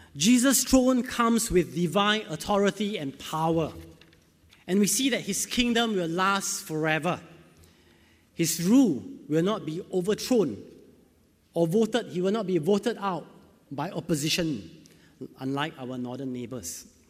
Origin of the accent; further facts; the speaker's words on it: Singapore; I'm from Singapore